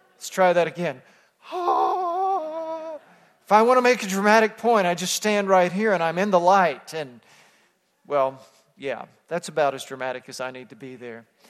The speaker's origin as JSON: {"language": "English", "region": "Texas", "country": "United States", "tie": "born or raised there", "said": "growing up in Texas"}